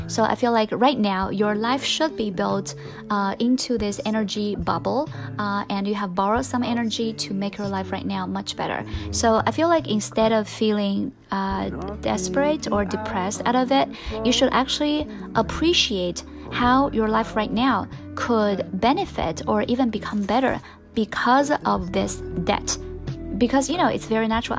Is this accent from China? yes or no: yes; China; English is a second language; for a lot of Chinese learners